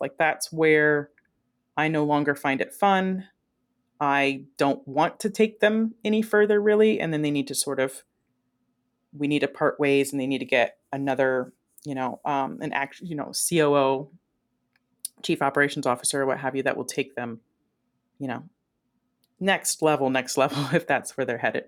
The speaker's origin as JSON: {"language": "English", "region": "Ohio", "country": "United States", "also_born_or_lived": "Las Vegas, Nevada", "moved": "yes", "said": "I'm from Ohio originally"}